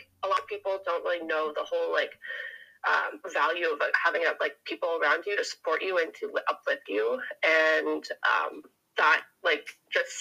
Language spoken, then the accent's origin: English; Kelowna, British Columbia, Canada; moved away as an adult; now in Surrey, Canada; So I'm from Canada. Born and raised in Kelowna, but I'm currently living in Surrey, BC.